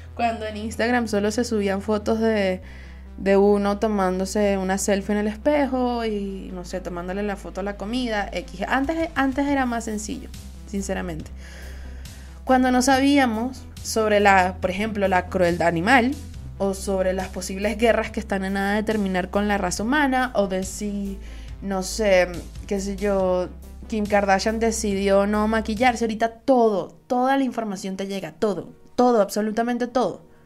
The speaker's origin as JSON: {"language": "Spanish", "country": "Venezuela", "said": "Soy una jeva de Venezuela"}